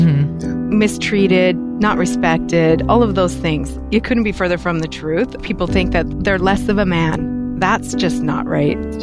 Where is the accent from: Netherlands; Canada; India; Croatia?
Canada; Vancouver, British Columbia; I'm from Vancouver, BC, Canada